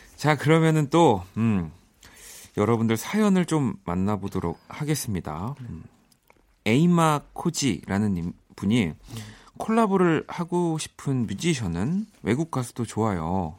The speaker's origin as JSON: {"language": "Korean", "country": "South Korea", "tie": "born or raised there", "said": "한국에서 나고 자라서"}